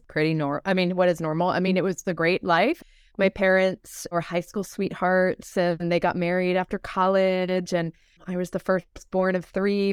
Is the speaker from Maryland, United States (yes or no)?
yes; Baltimore, Maryland, United States; I grew up in Maryland and Baltimore.